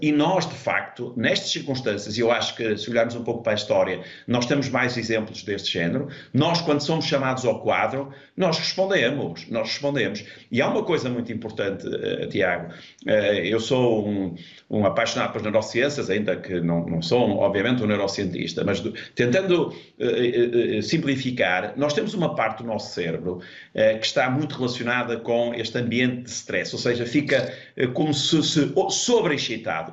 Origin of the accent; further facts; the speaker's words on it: Portugal; sou português